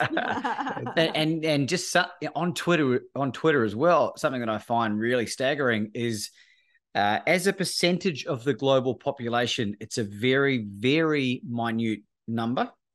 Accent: New Zealand; moved away as an adult; also born or lived in Australia; growing up in New Zealand

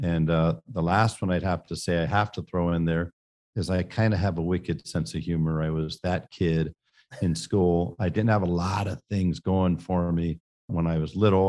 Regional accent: San Francisco, California, United States; I grew up in San Francisco, California

